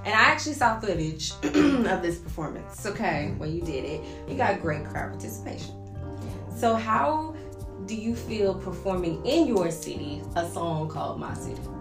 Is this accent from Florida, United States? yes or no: no; Arkansas, United States; now in Tulsa, United States; I'm from Arkansas